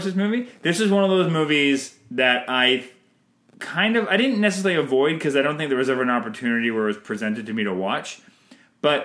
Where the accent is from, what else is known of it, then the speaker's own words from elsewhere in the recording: Canada; I'm Canadian filmmaker